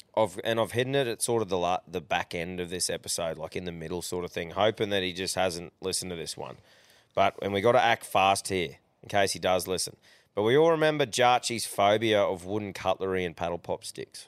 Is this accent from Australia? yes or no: yes; Queensland, Australia; being a Queenslander